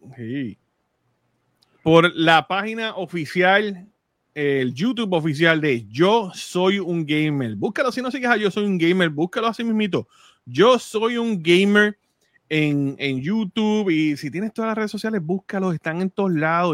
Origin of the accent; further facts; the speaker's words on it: Puerto Rico; moved away as an adult; now in United States; yo nací en Puerto Rico, viví en Puerto Rico. Llevo, llevo ocho años fuera